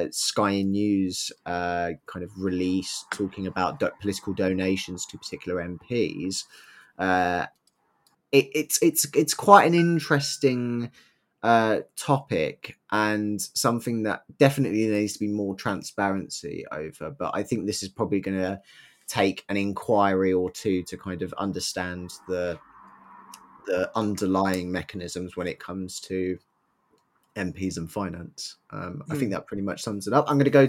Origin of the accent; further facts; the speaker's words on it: India; Yeah, as an Indian.